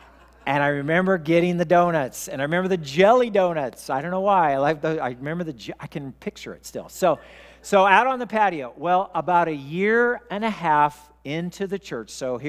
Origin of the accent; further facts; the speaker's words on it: Wichita, Kansas, United States; born there; also born or lived in Oklahoma; I was born in Wichita, Kansas, and we were going to church there. And then we moved to Oklahoma for 2 years, and we stopped going to church.